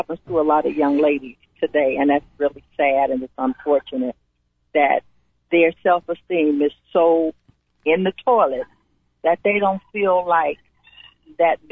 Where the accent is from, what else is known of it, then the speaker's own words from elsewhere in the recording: Chicago, Illinois, United States; we moved to Cabrini Green when I was 6 years old. And I didn't move out of there until I was in my mid-20s